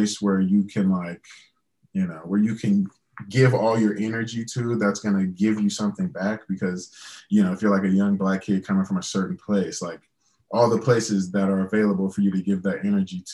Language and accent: English; Louisiana, United States; growing up in Louisiana